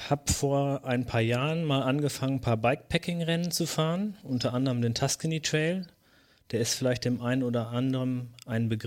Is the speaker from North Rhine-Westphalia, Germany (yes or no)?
yes; North Rhine-Westphalia, Germany; ich komme aus der Region von Mr. Wade und Reini und Björn, aus dem, also aus der Region vom Teutoburger Wald